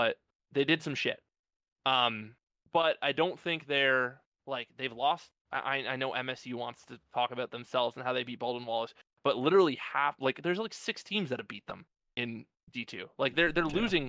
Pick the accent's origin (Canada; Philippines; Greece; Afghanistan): Canada; We're from Canada